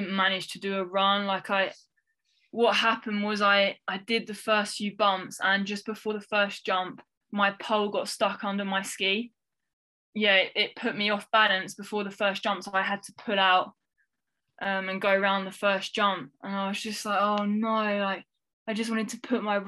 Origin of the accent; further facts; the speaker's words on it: France; We grew up in France